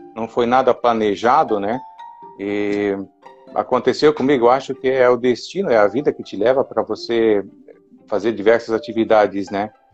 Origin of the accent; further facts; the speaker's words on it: Paraná, Brazil; moved away as an adult; now in Jaraguá do Sul, Brazil; Na verdade, eu sou paranaense. É, moro aqui em Jaraguá do Sul há 31 anos, eu acho mas nasci, me criei lá no, no Paraná